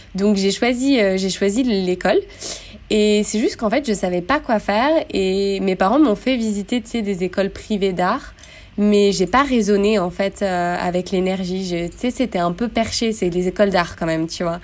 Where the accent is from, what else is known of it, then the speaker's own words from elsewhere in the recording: Grenoble, Auvergne-Rhône-Alpes, France; moved away as an adult; also born or lived in Montpellier; j'ai vécu, grandi, euh, je suis née à Grenoble